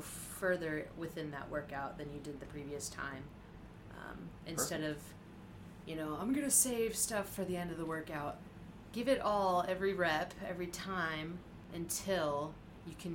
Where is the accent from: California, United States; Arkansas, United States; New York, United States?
Arkansas, United States; Siloam Springs; I'm from Silent Springs, Arkansas